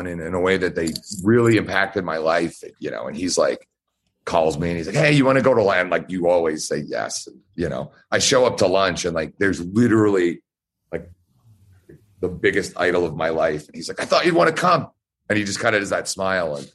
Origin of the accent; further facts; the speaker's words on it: Georgia, United States; moved away; I'm from Georgia